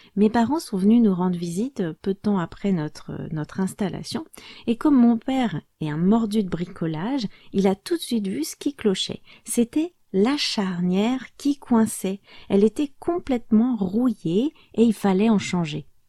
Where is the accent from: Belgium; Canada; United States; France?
France; moved away; also born or lived in Portugal; je suis française